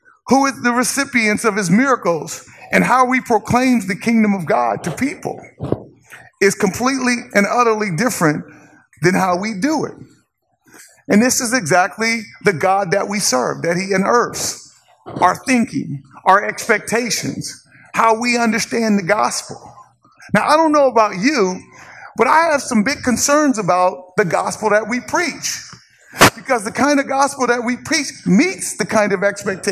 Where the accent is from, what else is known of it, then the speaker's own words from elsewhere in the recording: Inglewood, California, United States; moved away as an adult; also born or lived in Corvallis, Oregon; I grew up in Inglewood. Inglewood was 99.9% African American